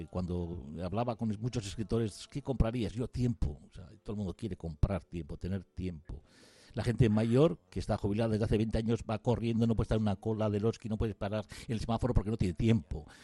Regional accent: Basque Country, Spain; yo soy cerca de Arnica pero bueno, de Arratia

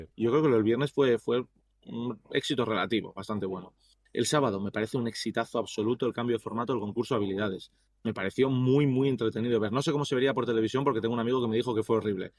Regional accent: Bilbao, Basque Country, Spain; now in United States; soy de Bilbao

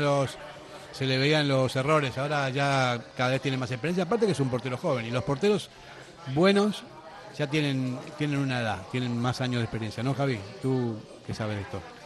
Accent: Bilbao, Basque Country, Spain; somos de Bilbao

